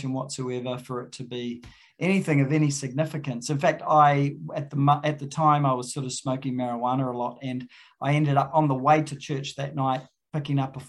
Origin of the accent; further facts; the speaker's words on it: Auckland, New Zealand; moved away as an adult; now in Christchurch, New Zealand; I'm in Christchurch now, as you heard, but I grew up in South Auckland, actually, at a Presbyterian church